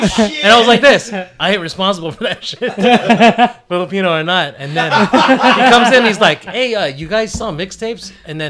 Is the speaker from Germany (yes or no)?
yes; Germany; that's like when I grew up in Germany, we started breaking